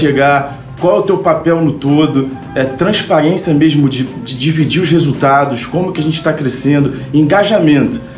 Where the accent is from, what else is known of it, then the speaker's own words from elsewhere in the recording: Rio de Janeiro, Brazil; Nascido e também criado no subúrbio do Rio de Janeiro, na verdade numa comunidade carente, né, do chamado Morro da Serrinha, em Madureira.